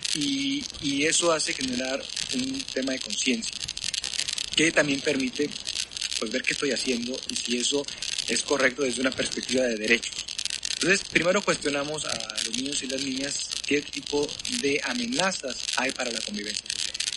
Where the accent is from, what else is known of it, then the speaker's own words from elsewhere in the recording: Nuevo León, Mexico; las personas en Nuevo León, yo creo, y en mi país, pero yo creo que en Nuevo León bastante, somos muy competitivos